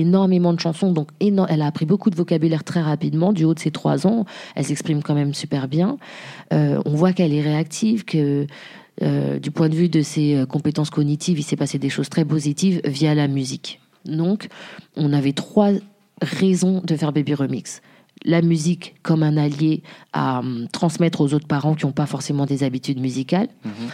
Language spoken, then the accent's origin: French; Jouy-le-Moutier, Île-de-France, France; also born or lived in Haiti; je viens de la région parisienne, Île-de-France, euh, moutier une petite ville qui s'appelle jouy moutier à côté de Cergy